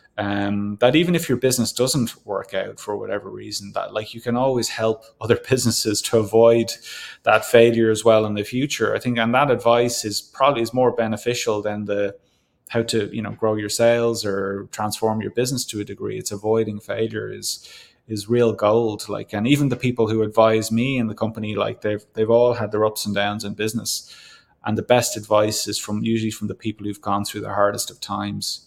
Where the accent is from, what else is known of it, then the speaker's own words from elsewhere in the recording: Ireland; now in Canada; being Irish